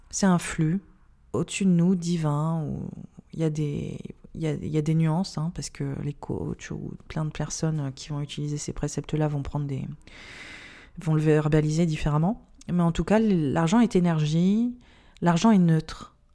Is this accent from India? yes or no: yes; India; C'est que j'ai grandi en Inde, j'ai été témoin en fait euh, d'une pauvreté, je pense, qui, n'est pas imaginable en France